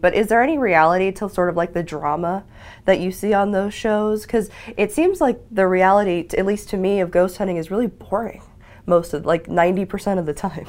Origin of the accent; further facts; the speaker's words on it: Ogden, Utah, United States; I'm from Ogden